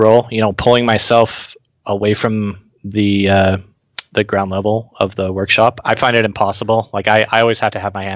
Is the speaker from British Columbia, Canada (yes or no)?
yes; British Columbia, Canada; born or raised there; moved away as an adult